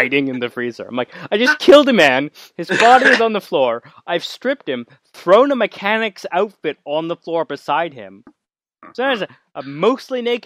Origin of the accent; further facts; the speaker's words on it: Canada; I'm Canadian